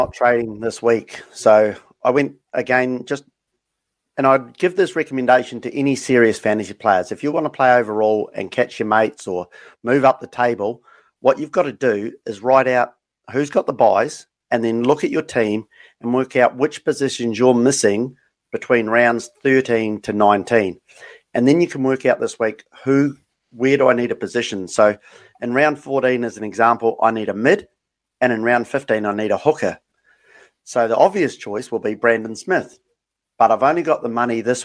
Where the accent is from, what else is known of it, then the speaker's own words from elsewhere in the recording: New Zealand; getting back to my hometown in New Zealand